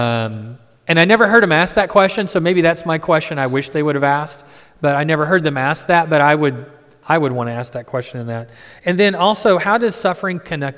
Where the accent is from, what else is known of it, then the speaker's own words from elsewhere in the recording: Midwest, United States; I'm from the Midwest